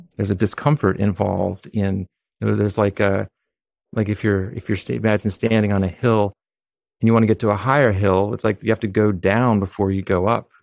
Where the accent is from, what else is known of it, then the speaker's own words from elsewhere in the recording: Humboldt County, California, United States; now in Philadelphia, United States; I was born in California